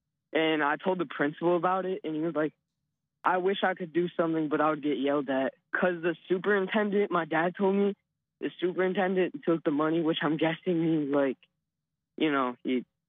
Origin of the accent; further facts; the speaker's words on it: Michigan, United States; I'm 13 and I'm from Michigan.